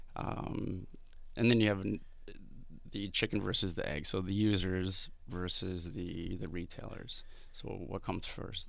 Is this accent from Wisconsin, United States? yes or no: yes; Madison, Wisconsin, United States; moved away; I'm from the Midwest originally